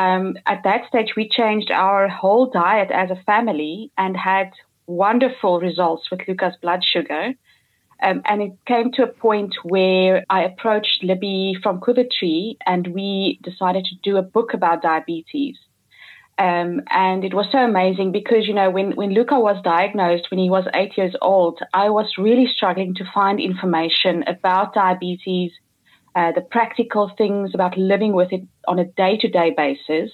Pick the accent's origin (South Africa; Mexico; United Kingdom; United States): South Africa; moved away as an adult; now in Woerden, Netherlands; We are a South African family that moved to the Netherlands about 3 years ago